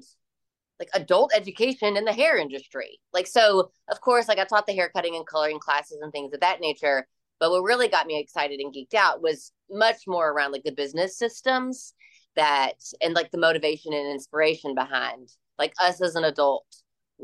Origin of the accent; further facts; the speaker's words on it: Louisville, Kentucky, United States; my hometown in Louisville, Kentucky